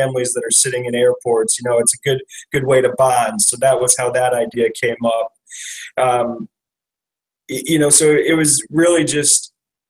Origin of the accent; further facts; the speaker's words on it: Chicago, Illinois, United States; I'm from Chicago, Illinois